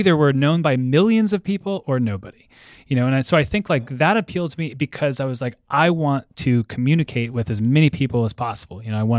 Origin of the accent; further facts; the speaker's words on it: East Coast, United States; I grew up there on the East Coast and then went to school on the East Coast too. Mm-hmm. And I moved out here in 2007.